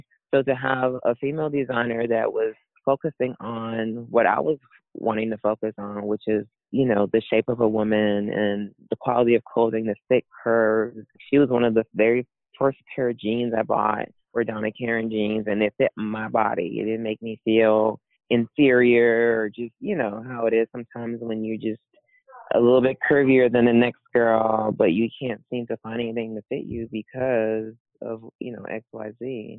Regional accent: Canada; Because I was very Canadian at that time.

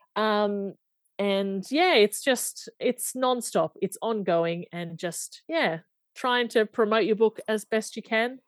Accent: Australia; I'm from Australia

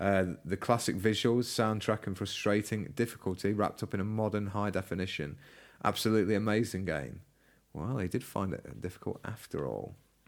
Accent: United Kingdom; we're British.

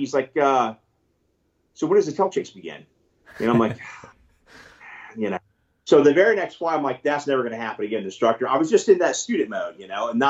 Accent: California, United States; also born or lived in Mississippi; now in Texas, United States; I live in Texas. I was born in Mississippi, grew up in California

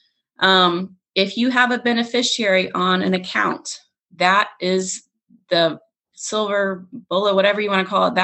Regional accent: Florida, United States; I'm from Florida

